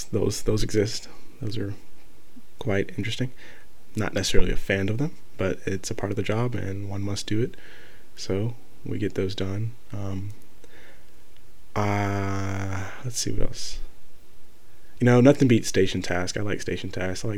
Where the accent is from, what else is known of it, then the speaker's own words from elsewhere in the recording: Marietta, Georgia, United States; moved away as an adult; now in Valdosta, United States; I live 4 hours away from my hometown, hometown of Marietta, Georgia.